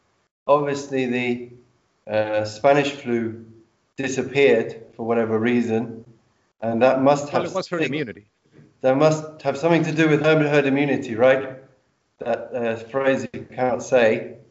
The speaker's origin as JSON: {"language": "English", "region": "London", "country": "United Kingdom", "said": "I'm from London."}